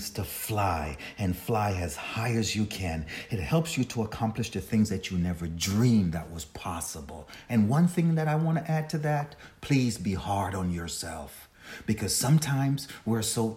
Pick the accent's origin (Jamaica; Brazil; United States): Jamaica; I'm a Jamaican, and I was born in Jamaica, and my aunt raised me